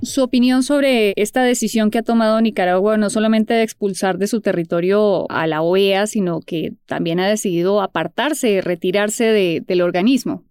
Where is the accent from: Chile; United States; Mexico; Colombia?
Colombia; nosotros acá en Colombia